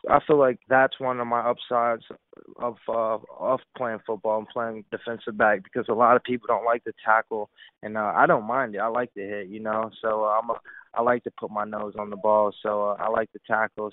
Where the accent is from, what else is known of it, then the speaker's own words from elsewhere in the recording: Delray Beach, Florida, United States; I'm from Delray Beach, Florida a lot of people don't know I'm born and raised in Delray Beach